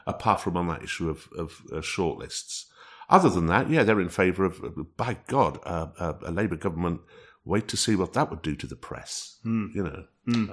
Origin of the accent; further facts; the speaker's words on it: North East England, United Kingdom; moved away; when I'm up in the northeast of England in uh, in my hometown